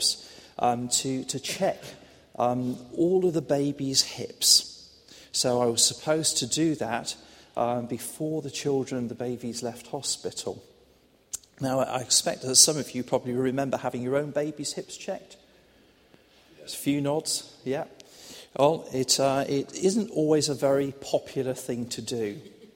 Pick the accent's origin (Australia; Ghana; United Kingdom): United Kingdom; Reading, South East England; also born or lived in High Wycombe; So I spent my first 18 years in and around Reading. I was actually born just a mile away, across the other side of Prospect Park.